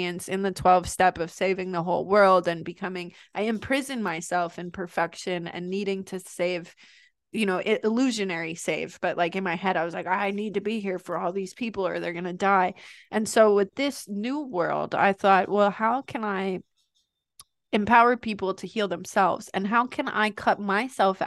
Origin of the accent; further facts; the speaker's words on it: New York, United States; from New York and I'm Italian